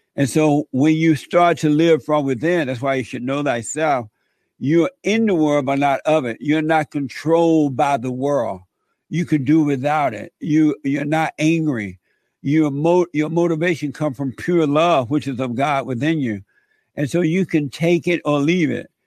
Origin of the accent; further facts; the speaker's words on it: Alabama, United States; I grew up in Alabama on a plantation